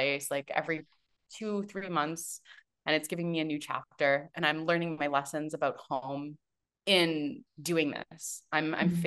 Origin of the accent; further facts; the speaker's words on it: Canada; moved away as an adult; also born or lived in Toronto, Canada / Vancouver, Canada / Vancouver Island, Canada; now in Tulum, Mexico; I'm a Canadian